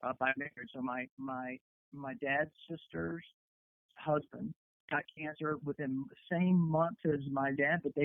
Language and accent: English; Columbia, South Carolina, United States; moved away; I'm born, raised in Columbia, South Carolina